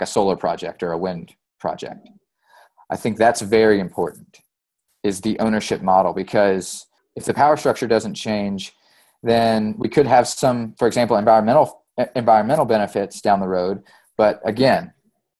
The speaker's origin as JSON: {"language": "English", "region": "East Tennessee", "country": "United States", "tie": "born or raised there", "also_born_or_lived": "East Kentucky", "moved": "as an adult", "said": "I grew up in East Tennessee, and my first job out of school was for a solar company in East Tennessee before I moved to East Kentucky."}